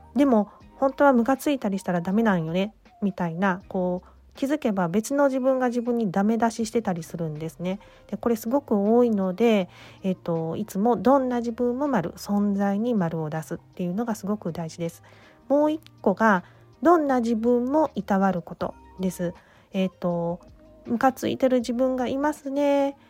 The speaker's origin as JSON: {"language": "Japanese", "region": "Osaka", "country": "Japan", "tie": "born or raised there", "moved": "yes", "lives_now": "Nara, Japan", "said": "大阪出身大阪で生まれ育って今は奈良に住んでいます"}